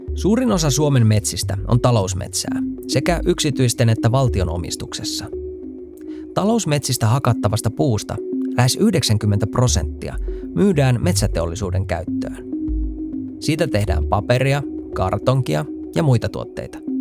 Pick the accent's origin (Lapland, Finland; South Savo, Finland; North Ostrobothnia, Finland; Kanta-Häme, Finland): Lapland, Finland; Kemi; Mä olen kotoisin paperipaikkakunnalta Kemistä.